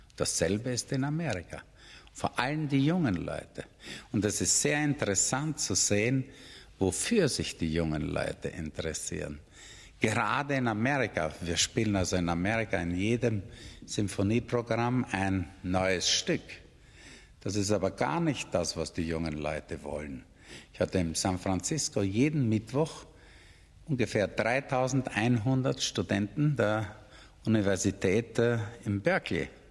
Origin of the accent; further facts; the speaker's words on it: Austria; bei uns in Österreich